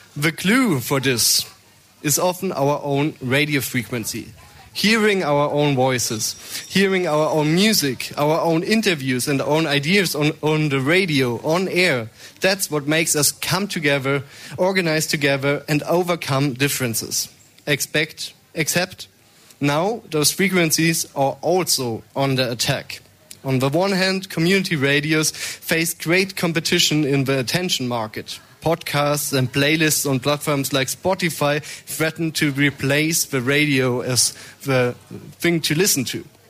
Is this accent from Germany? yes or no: yes; Munich, Bavaria, Germany; I'm here for from Munich, not from the Donau. So the Isar is my uh, river